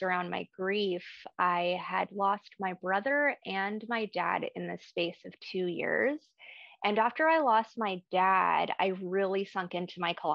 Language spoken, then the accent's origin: English; Ecuador; I was born in Ecuador